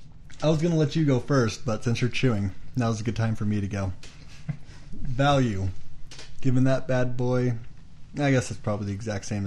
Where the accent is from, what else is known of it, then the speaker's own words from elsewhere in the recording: United States; we're American